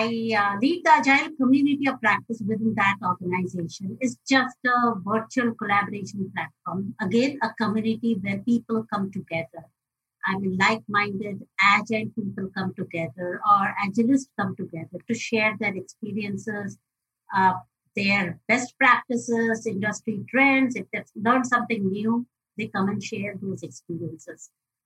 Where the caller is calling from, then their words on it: Mumbai, Maharashtra, India; I'm joining in from Mumbai, India